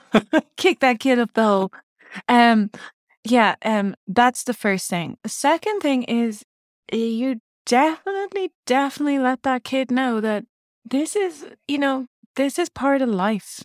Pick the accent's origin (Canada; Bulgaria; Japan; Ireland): Ireland; Navan, Leinster; moved away; also born or lived in England; I grew up in Navan